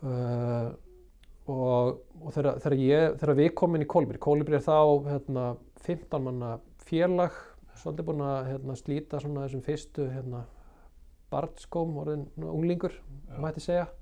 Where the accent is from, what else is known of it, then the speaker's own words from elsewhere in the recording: Garðabær, Capital Region, Iceland; also born or lived in Akranes; Ég er þarna uppalinn á Akarnasi og við flyttjum í, í Garðabæn þegar ég er nýjára gammal